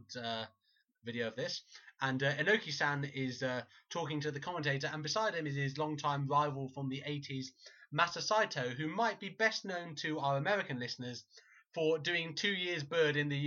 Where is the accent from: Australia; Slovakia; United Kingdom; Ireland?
United Kingdom; Midlands; I'm from the Midlands